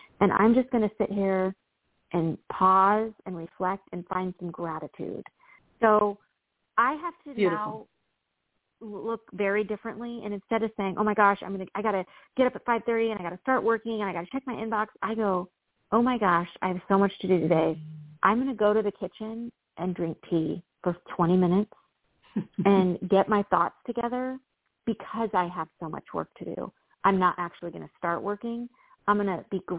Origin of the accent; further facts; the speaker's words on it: Midwest, United States; I've had this kind of farmer mentality growing up in the Midwest